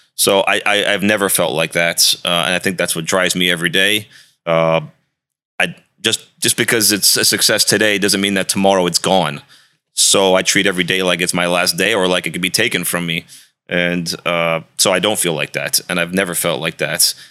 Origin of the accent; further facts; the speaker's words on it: D.C., District of Columbia, United States; moved away as an adult; also born or lived in Arizona / Miami; I grew up outside of Washington, D C